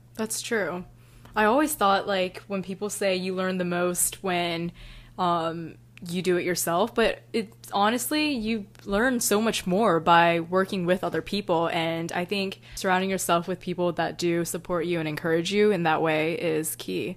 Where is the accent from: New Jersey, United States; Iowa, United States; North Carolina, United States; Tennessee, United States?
North Carolina, United States; I'm from North Carolina